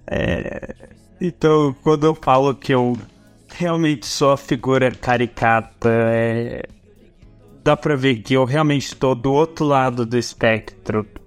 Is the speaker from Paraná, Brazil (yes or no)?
yes; Arapongas, Paraná, Brazil; eu voltei para minha cidade natal